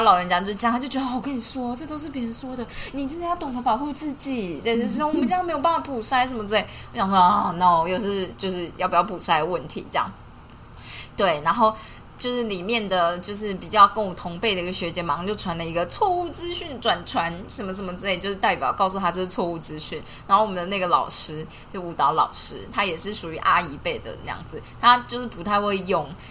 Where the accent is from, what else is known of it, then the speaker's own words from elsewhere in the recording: Taiwan; 我们就是身为台湾人